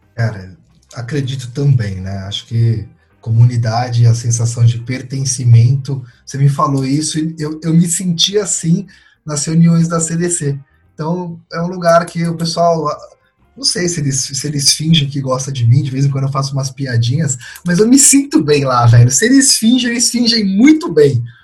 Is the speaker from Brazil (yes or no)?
yes; São Paulo, Brazil; eu nasci em São Paulo, fui criado em São Paulo